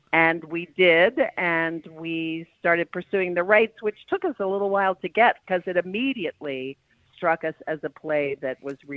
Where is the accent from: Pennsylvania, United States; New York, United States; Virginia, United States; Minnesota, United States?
New York, United States; I am from New York.